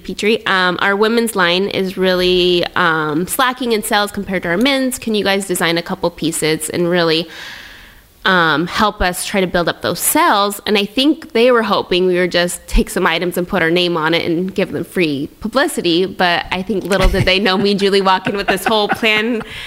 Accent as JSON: {"language": "English", "area": "Tri-Cities", "region": "Washington", "country": "United States", "tie": "born or raised there", "moved": "as an adult", "lives_now": "Montreal, Canada", "said": "I'm from Tri Cities. There's the Tri City Americans there"}